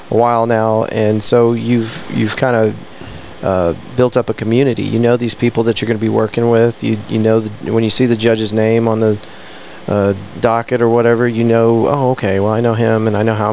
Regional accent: Abilene, Texas, United States; now in Fort Worth, United States

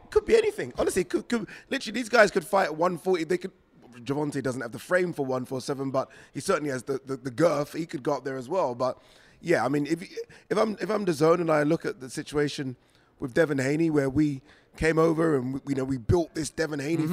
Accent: United Kingdom; we as British fight fans

